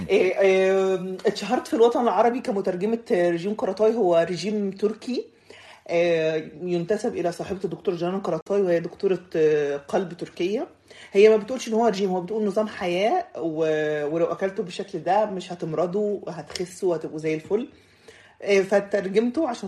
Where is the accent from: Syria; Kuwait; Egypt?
Egypt; also born or lived in Saudi Arabia; now in Sweden; مصريه آه، عايشه في السويد ومعايا الجنسيه السويديه فانا يعتبر آه، ليا انتماء سويدي اصلا من مواليد السعوديه وتربيت شويه في السعوديه